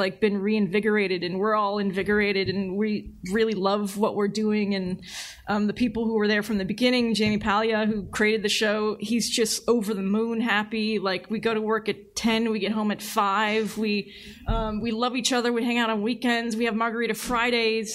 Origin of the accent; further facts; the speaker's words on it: San Francisco Bay Area, California, United States; I grew up in the Bay Area